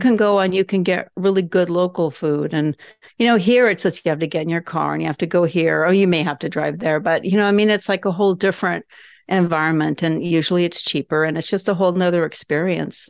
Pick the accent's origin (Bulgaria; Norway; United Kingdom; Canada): Norway; moved away; also born or lived in Southern California, United States; I grew up in Norway, so we have family there.